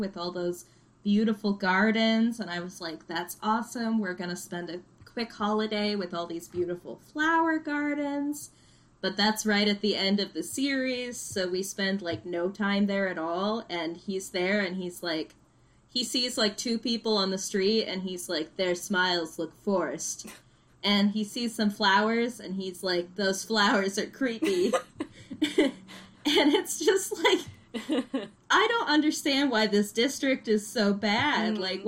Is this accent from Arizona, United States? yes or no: yes; Arizona, United States; I'm from Arizona. Mm-hmm. Um, that's where my family lives